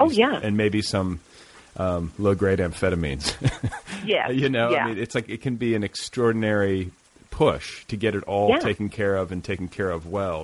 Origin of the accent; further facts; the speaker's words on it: Midwest, United States; I was raised in the Midwest